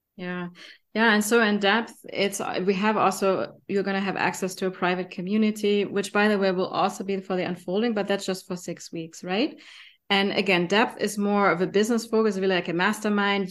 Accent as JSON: {"language": "English", "country": "Germany", "accent": "German", "second_language": "English", "said": "my German accent"}